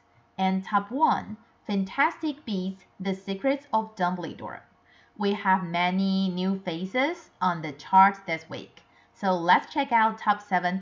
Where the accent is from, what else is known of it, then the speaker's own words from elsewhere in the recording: Taiwan; I'm from Taiwan